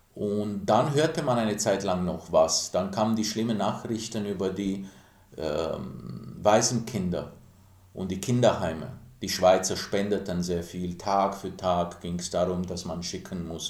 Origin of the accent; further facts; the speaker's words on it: Timișoara, Timiș County, Romania; moved away; Ich bin in Timisoara aufgewachsen, mittendrin am Bahnhof